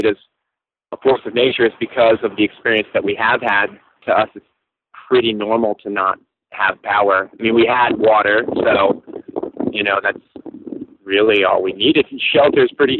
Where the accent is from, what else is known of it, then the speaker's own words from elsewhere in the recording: Virginia, United States; moved away as an adult; now in St. Croix, U.S. Virgin Islands; where I grew up in Virginia